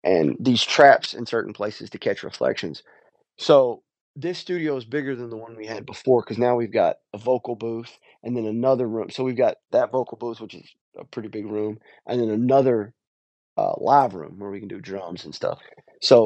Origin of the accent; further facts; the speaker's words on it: Rome, Georgia, United States; also born or lived in Tennessee; when I was a little kid, I grew up in Rome, Georgia